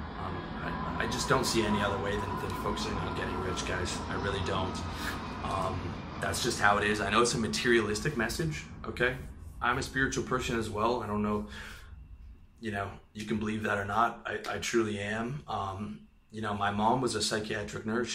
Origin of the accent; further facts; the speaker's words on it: Canada; I'm from Canada